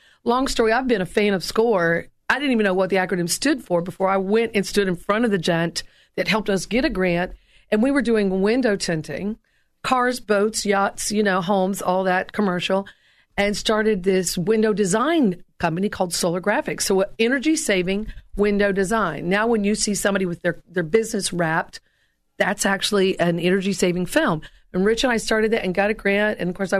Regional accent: Tennessee, United States; No, originally I'm from East Tennessee, and I try to hide the accent when I'm on air.

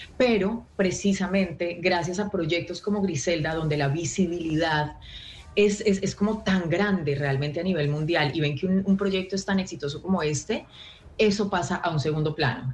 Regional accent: Colombia; moved away as an adult; now in Los Angeles, United States; soy la única colombiana en ese set representando al país

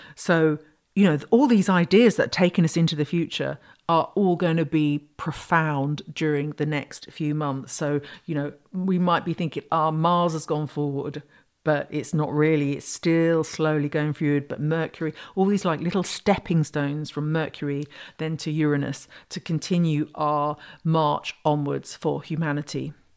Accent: United Kingdom; I'm British

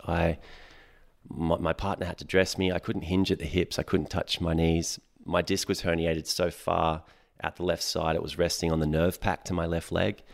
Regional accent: Sydney, New South Wales, Australia; also born or lived in Hawkesbury; I grew up in Western Sydney

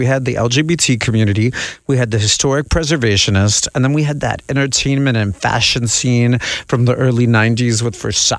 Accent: Miami, Florida, United States; I was born here in Miami.

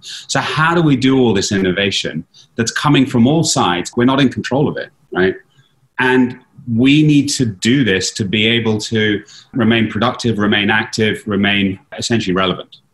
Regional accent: London, United Kingdom; now in Philadelphia, United States; I'm from London

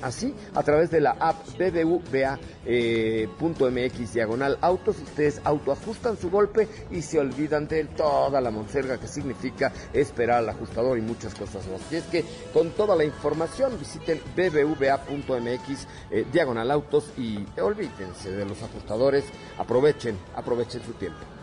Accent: Mexico City, Mexico; De la colonia Roma, yo nací en el Hospital Dalinde

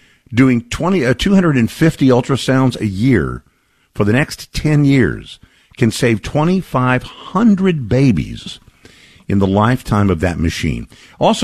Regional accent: Texas, United States; my home state

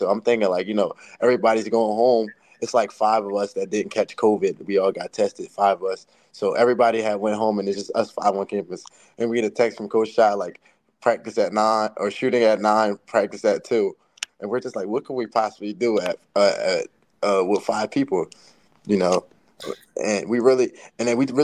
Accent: New Jersey, United States; I'm from Jersey

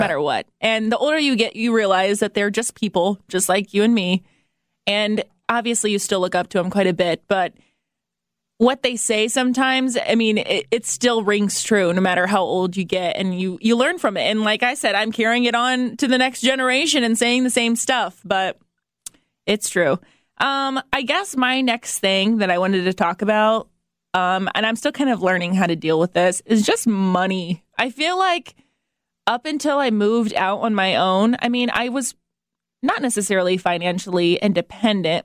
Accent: Fort Wayne, Indiana, United States; moved away as an adult; I grew up in Fort Wayne and I never moved anywhere else

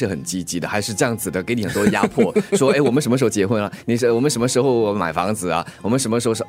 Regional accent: Singapore; 我是新加坡人嘛，

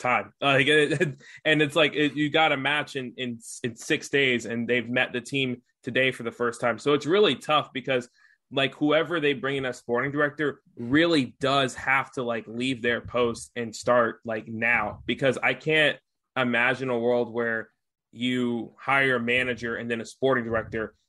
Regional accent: United States; as an American

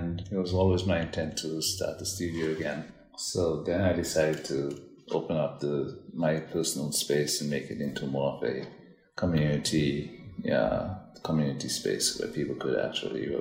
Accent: Dominica; moved away as an adult; now in New York, United States; I'm originally from Dominica, Caribbean island.

